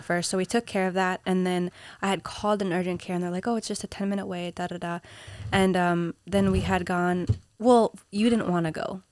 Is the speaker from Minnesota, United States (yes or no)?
yes; Minnesota, United States; also born or lived in Peru; now in New York City, United States; I grew up in Minnesota